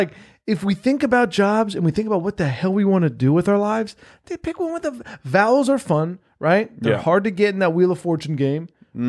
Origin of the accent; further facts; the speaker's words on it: United States; As an American